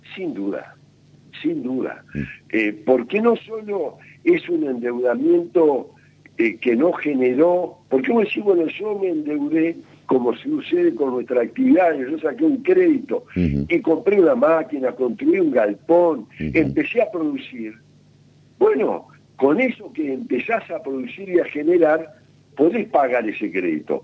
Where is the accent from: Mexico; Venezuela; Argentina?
Argentina